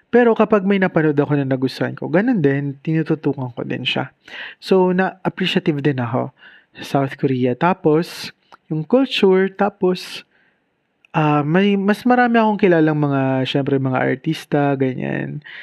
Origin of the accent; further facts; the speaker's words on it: Bicol Region, Philippines; probinsyano lang ako. At yung probinsya ko naman kasi, Bicol, syempre, pakalayo.